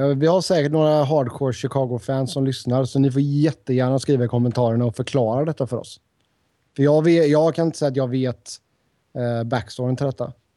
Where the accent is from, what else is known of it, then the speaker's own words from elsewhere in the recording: Sweden; moved away as an adult; now in United States; har inte jag bott hemma i Sverige på nästan tio år